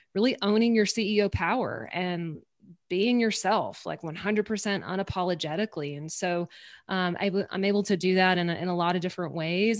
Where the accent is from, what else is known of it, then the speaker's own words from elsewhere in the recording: Louisiana, United States; I'm from Louisiana in the States. I'm from the southern part, um, of the States